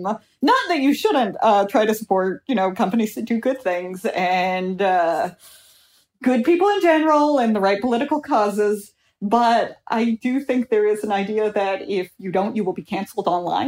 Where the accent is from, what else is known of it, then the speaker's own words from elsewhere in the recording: Missouri, United States; I am a teacher from Missouri.